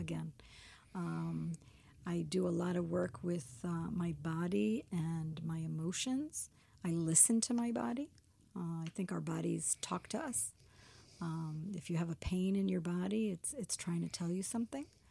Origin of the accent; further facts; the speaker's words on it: Miami, Florida, United States; moved away as an adult; also born or lived in New York; now in Israel; I'm American. I was born in New York and, and raised in Miami.